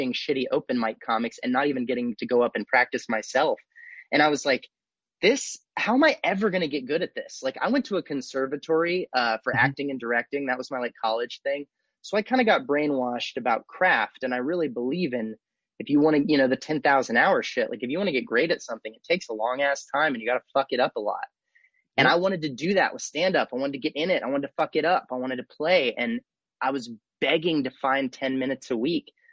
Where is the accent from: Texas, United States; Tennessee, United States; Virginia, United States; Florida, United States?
Texas, United States; Austin; also born or lived in Los Angeles; I'm from Austin originally. I grew up here. You know, I moved here when I was like six or seven, and I lived here all the way till I left for college.